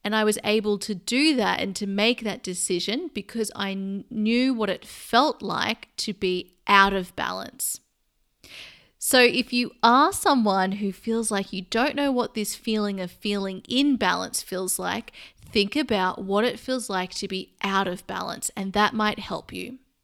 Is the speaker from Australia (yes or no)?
yes; Sydney, New South Wales, Australia; now in London, United Kingdom; I live in London and I'm actually from Sydney, Australia